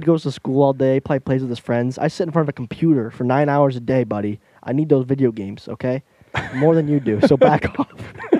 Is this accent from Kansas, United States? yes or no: no; Detroit, Michigan, United States; we're from Detroit